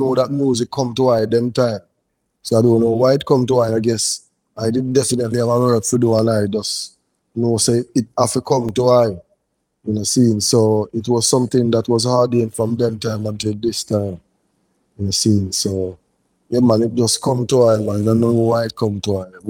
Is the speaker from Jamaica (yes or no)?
yes; Saint Thomas, Jamaica; also born or lived in Portmore / Kingston; my band parish is St. Thomas.